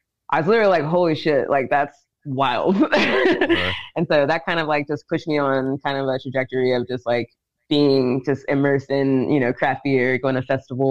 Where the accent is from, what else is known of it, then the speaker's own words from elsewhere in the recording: Dickson, Tennessee, United States; moved away; also born or lived in Savannah, Georgia; I'm from Tennessee. I'm from Dixon, Tennessee.